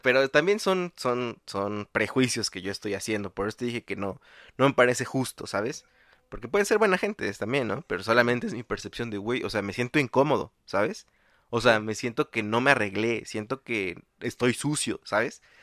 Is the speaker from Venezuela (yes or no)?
no; Mexico City, Mexico; uno como chilango